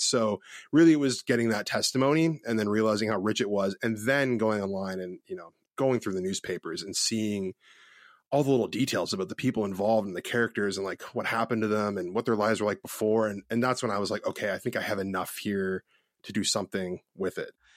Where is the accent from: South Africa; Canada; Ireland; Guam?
Canada; Ontario; moved away as an adult; also born or lived in West Coast, Canada; I'm originally from Ontario, Canada